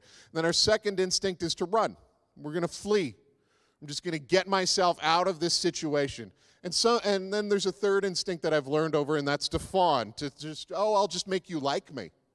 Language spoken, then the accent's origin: English; East Coast, United States; one I grew up with on the East Coast